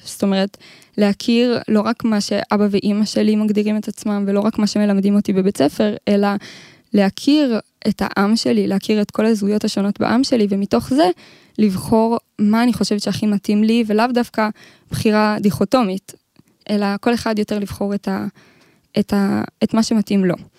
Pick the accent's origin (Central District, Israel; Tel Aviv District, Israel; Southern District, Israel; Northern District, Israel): Central District, Israel; Modiin; אני ממודיעין